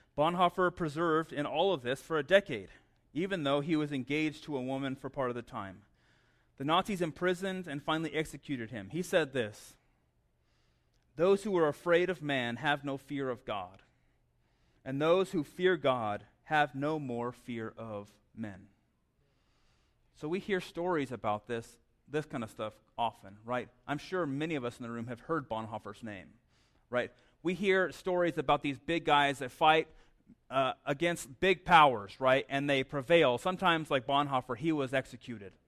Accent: Southwest, United States; also born or lived in Las Cruces, New Mexico; I grew up in the Southwest

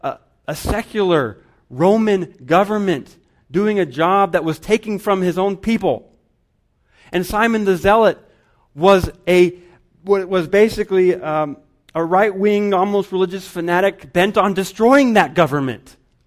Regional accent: Guatemala; I remember when I was growing up in Guatemala

